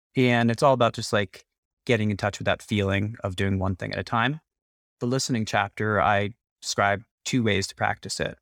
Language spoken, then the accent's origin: English; New York City, New York, United States; I grew up in New York City